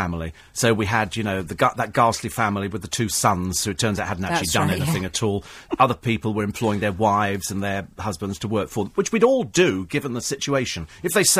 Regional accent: Bromley, London, United Kingdom; also born or lived in Twickenham; I was born in Bromley

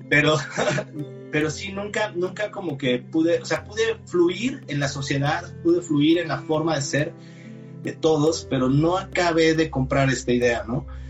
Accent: Mexico; Soy mexicano, 45 años de edad

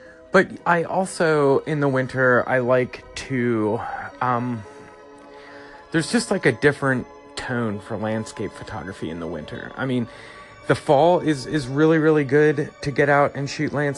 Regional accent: East Coast, United States; moved away as an adult; also born or lived in the South (US); I am from the East Coast. It's usually like 15 degrees there in January.

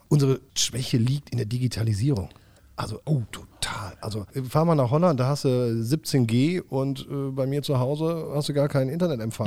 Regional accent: Germany; du bist ja Deutscher, ich bin Deutscher

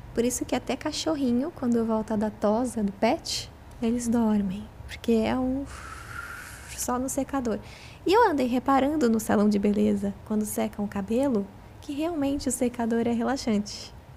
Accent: Itapira, São Paulo, Brazil; de Itapira também, que é minha cidade natal

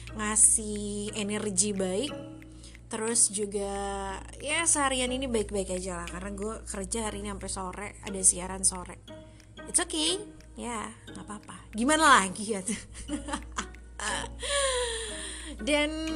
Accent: Sunda, Indonesia; gue orang Sunda

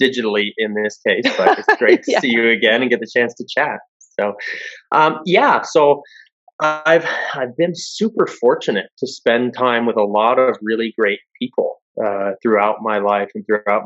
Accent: Western Pennsylvania, United States; what we grew up with in Western Pennsylvania

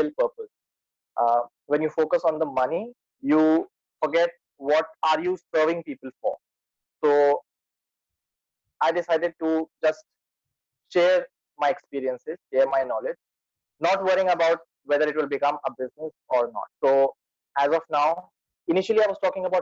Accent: Lucknow, Uttar Pradesh, India; I'm from India, as you can notice it from my accent

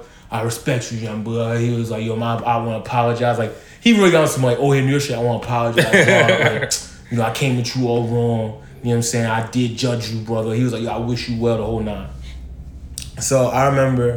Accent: Philadelphia, Pennsylvania, United States; moved away; I'm from Philly

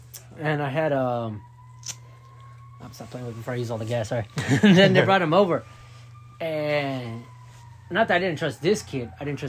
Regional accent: Florida, United States; My grandparents, I come from Florida. My grandparents lived in Florida.

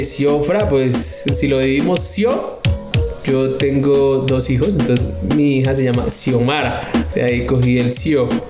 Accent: Tabio, Cundinamarca, Colombia; yo nací en el bello municipio hermoso Tabio, Cundinamarca

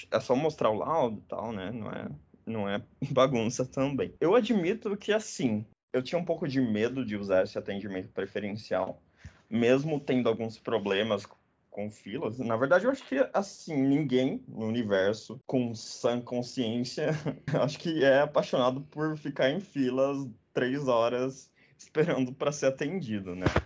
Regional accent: Belém, Pará, Brazil; Eu sou de Belém do Pará.

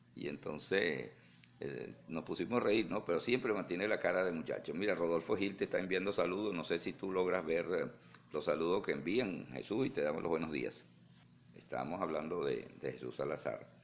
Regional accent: Venezuela; also born or lived in Puerto la Cruz, Venezuela; now in Houston, United States; mi país, en Venezuela

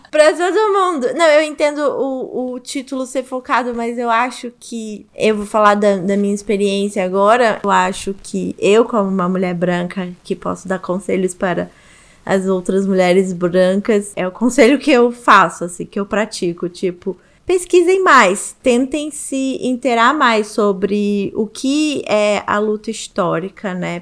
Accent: Rio de Janeiro, Brazil; Bem uma menininha de apartamento do Rio de Janeiro mesmo. E eu ficava ali no eixo, Zona Sul, Centro, Barra

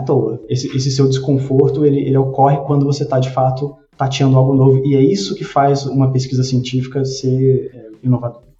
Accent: Brasília, Federal District, Brazil; eu fui nascido e criado em Brasília

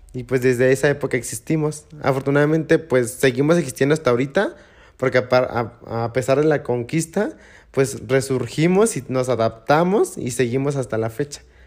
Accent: Oaxaca, Mexico; also born or lived in Juchitán; now in Mexico City, Mexico; yo salí de Oaxaca, pero Oaxaca nunca salió de mí.

